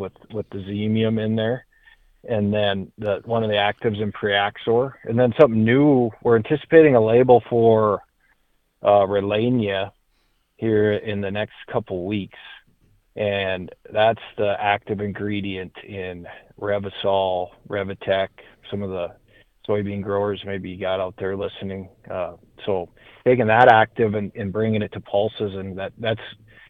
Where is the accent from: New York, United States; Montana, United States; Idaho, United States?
Montana, United States; Sheridan County; I grew up in Sheridan County, Montana, which is as far northeast in Montana as you can go